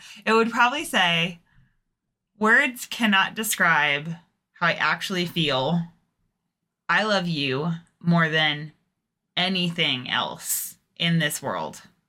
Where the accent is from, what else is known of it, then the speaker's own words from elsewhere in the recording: England, United Kingdom; now in United States; when I moved to the States, it was very much like you couldn't like say, oh yeah, I'm from England without people making a really big deal of it.